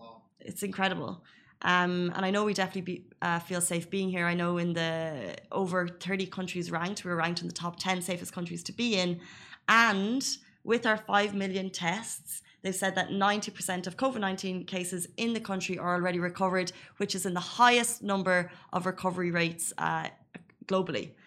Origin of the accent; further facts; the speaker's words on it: Ireland; now in Dubai, United Arab Emirates; an Irish person